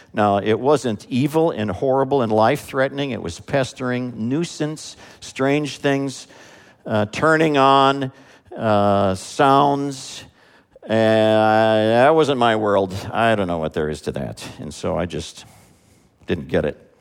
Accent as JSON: {"language": "English", "country": "United States", "said": "as an American"}